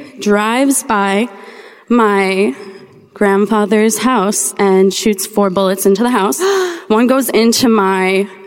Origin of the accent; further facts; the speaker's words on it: Eagan, Minnesota, United States; I'm from Eagan, Minnesota.